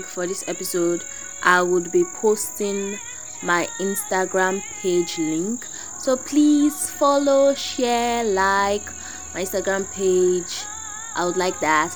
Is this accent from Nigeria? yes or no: yes; Nigeria; I'm a Nigerian. I was born Nigerian, bred.